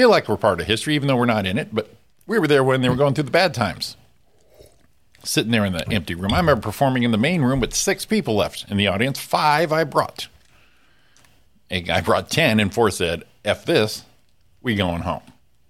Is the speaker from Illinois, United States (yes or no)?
no; California, United States; I realized I wasn't supposed to do it because they are used as a passing lane, but I'm from California.